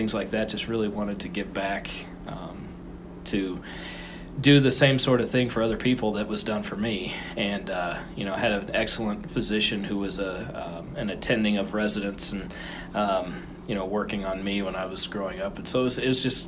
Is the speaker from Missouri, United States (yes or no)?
no; Central Illinois, United States; moved away as an adult; also born or lived in Chicago, Illinois; now in Fort Smith, United States; I was born and raised in Central Illinois.